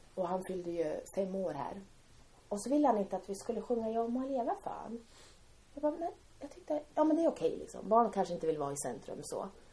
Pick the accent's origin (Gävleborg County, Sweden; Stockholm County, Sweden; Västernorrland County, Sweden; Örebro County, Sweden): Västernorrland County, Sweden; Timrå; vi växte upp i Timrå.